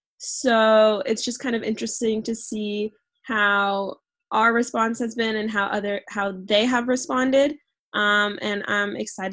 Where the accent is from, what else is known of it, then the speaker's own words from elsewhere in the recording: Virginia, United States; moved away as an adult; also born or lived in Pittsburgh; I am 22, from Virginia.